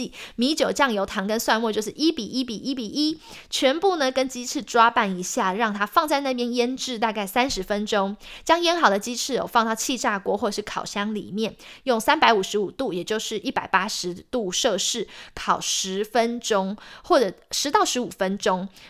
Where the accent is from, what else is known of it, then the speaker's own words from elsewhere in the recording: Taiwan; now in United States; 身为台湾人，还是啊，橱柜里必备一罐沙茶酱。